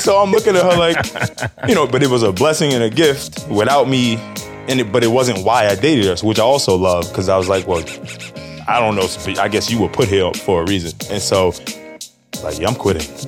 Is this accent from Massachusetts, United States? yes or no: no; New York City, New York, United States; 36 years old, born and raised in Harlem